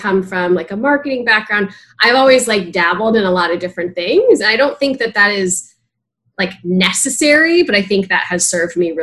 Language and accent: English; Palo Alto, California, United States; moved away; I am from Palo Alto, California